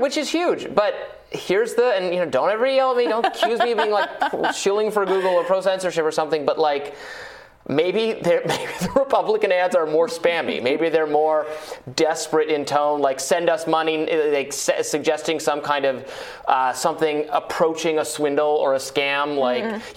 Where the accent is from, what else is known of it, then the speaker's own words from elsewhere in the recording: United States; as an American